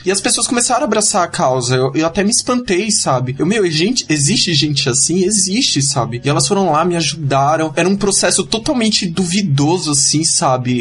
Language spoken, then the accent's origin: Portuguese; Cubatão, São Paulo, Brazil; moved away as an adult; now in São Paulo, Brazil; eu era de Cubatão, agora eu, sou, agora eu tô morando aqui em São Paulo